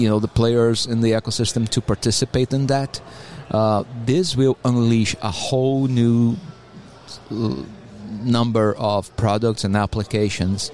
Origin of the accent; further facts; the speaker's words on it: Brazil; English is a second language; moved away as an adult; now in Atlanta, United States; I'm originally from Brazil